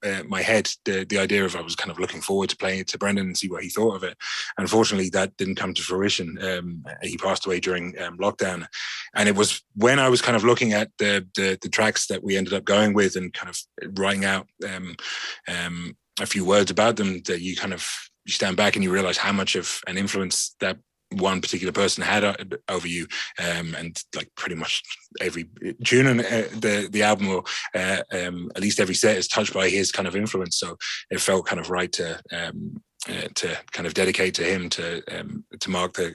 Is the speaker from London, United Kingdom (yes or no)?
yes; London, United Kingdom; now in Ireland; I grew up in London